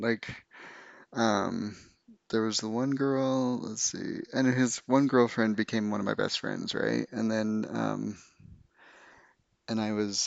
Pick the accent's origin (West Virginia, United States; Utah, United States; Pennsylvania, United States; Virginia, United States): Utah, United States; I grew up in Utah, a um, small town very very small town.